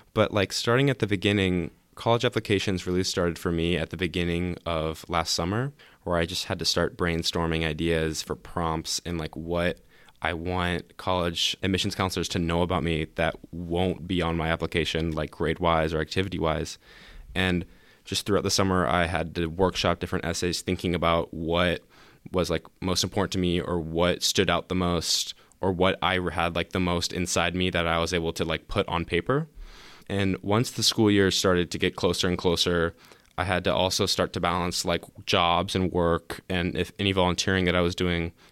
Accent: Lake Oswego, Oregon, United States; also born or lived in Portland, Oregon; I was born in Portland, and I moved to Lake Oswego in elementary school

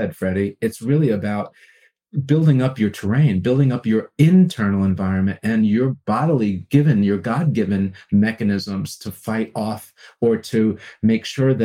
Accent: Long Island, New York, United States; I grew up on Long Island, New York

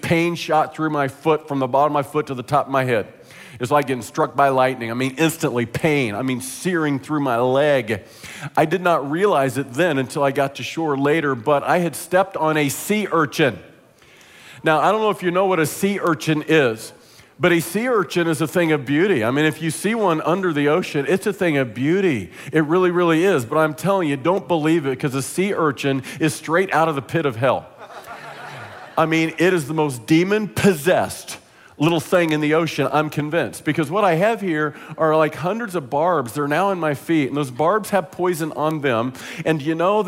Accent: Midwest, United States; I'm from the Midwest, kind of a land lover.

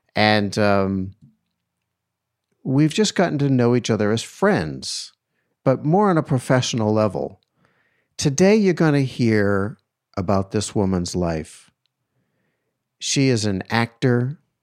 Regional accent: East Coast, United States; growing up in the East Coast

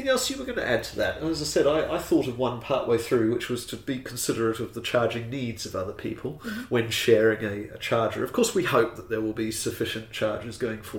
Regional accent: New Zealand; I, being a Kiwi

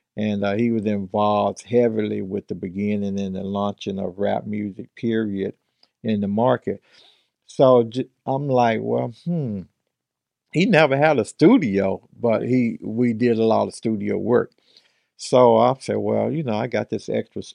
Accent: Mississippi, United States; now in Long Beach, United States; being born and raised in Mississippi and growing up in that type of environment and coming out here

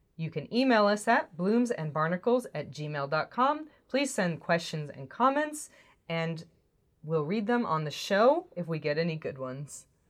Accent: United States; as American people

